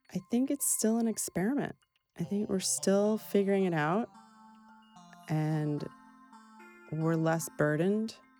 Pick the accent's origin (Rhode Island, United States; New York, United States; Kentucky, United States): New York, United States; Brooklyn, the Bronx, and New Rochelle; I grew up in Brooklyn, the Bronx, and New Rochelle